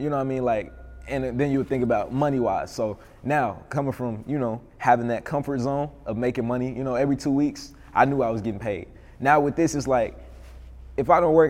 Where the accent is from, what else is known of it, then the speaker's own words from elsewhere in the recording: Little Rock, Arkansas, United States; moved away as an adult; now in Atlanta, United States; growing up in Little Rock, it was, you know, different